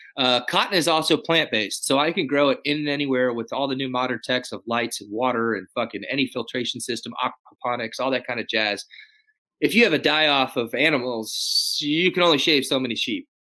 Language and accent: English; Dallas, Texas, United States; now in Austin, United States; I grew up in Dallas.